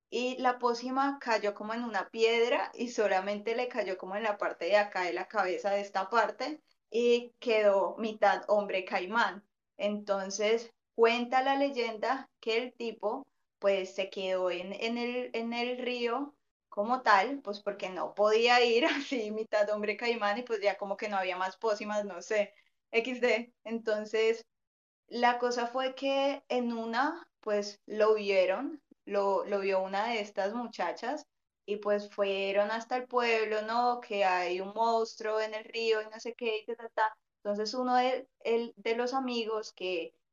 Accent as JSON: {"language": "Spanish", "country": "Colombia", "said": "Yo soy de una zona costera, donde hay, pues está el río Magdalena, que es uno de los ríos más grandes de acá del país."}